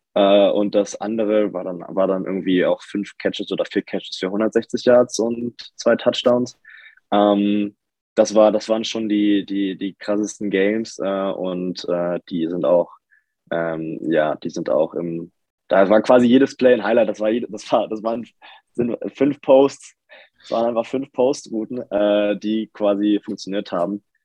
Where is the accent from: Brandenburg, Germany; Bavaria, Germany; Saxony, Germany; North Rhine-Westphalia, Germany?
Brandenburg, Germany; Lübbenau; moved away as an adult; also born or lived in Forst / Dresden; now in Berlin, Germany; Forst geboren, das ist quasi an der polnischen Grenze, habe aber meine Kindheit im Spreewald verbracht. Äh, Lübbenau